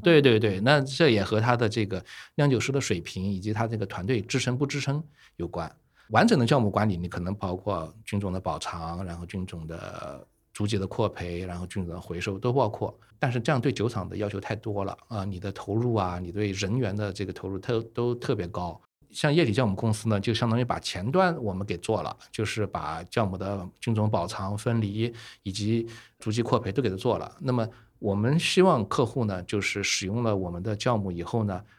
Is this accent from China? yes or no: yes; Nanjing, Jiangsu, China; moved away as an adult; also born or lived in Italy / Paris, France / South Africa; 我是中国人，啊，我就是南京人，所以回到了南京吧